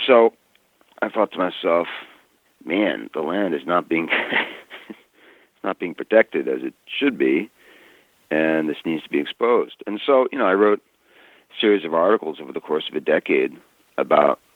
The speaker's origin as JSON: {"language": "English", "town": "New York City", "region": "New York", "country": "United States", "tie": "born or raised there", "also_born_or_lived": "American West", "moved": "as an adult", "said": "I'm an Easterner, born and raised in Brooklyn, of all places."}